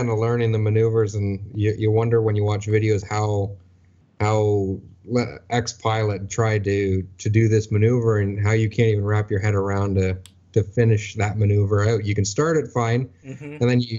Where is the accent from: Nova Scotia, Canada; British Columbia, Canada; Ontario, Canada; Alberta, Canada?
Ontario, Canada; Yeah, just about an hour north of Toronto.